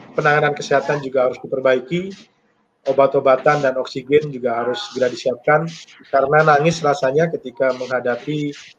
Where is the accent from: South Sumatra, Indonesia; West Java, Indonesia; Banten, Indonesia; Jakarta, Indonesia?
West Java, Indonesia; Bogor; kami warga Kota Bogor